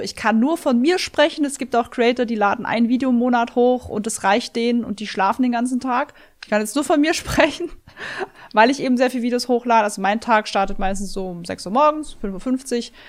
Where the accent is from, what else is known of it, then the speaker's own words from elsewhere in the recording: Swabia, Germany; ich bin ein Schwabe